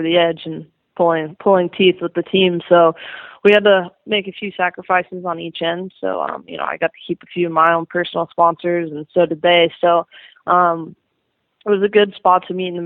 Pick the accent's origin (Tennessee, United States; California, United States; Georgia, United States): California, United States; San Diego; also born or lived in Temecula, California; I actually grew up in San Diego, and I just moved about an hour north into the Temecula, like Elsinore type area